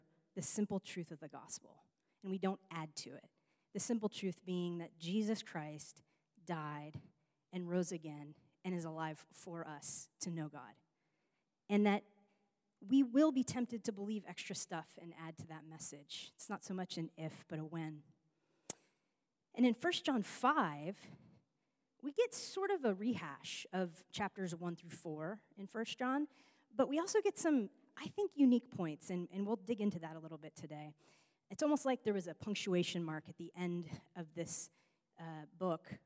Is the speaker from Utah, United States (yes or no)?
no; New York, United States; now in Los Angeles, United States; I'm from New York